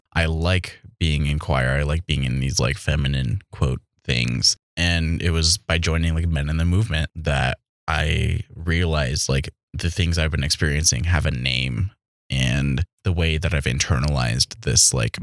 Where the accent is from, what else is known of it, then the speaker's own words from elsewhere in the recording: White River, South Dakota, United States; I was raised in a town of 300, Little White River, South Dakota.